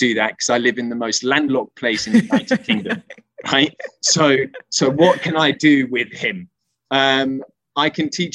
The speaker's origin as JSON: {"language": "English", "country": "Spain", "tie": "born or raised there", "moved": "yes", "said": "growing up in Spain"}